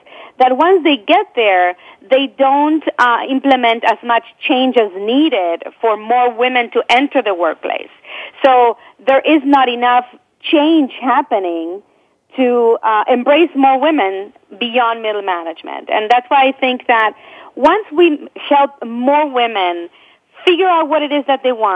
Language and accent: English; Argentina; moved away as an adult; now in United States; I come from Argentina, where I grew up. And, I came to this country with two suitcases, newly married